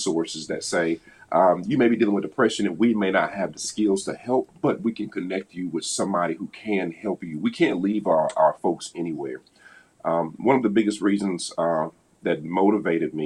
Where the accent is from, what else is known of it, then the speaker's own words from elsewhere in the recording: the South, United States; now in Indianapolis, United States; I'm from the South.